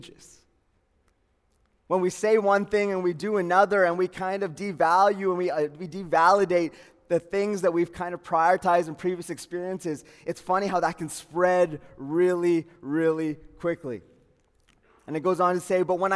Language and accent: English; Calgary, Alberta, Canada; I was born in Calgary, Peter Lougheed Hospital, northeast of Calgary, born and raised, grew up there